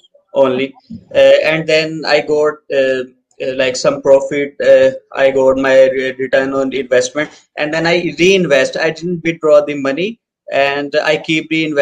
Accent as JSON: {"language": "English", "country": "Pakistan", "said": "from Pakistan"}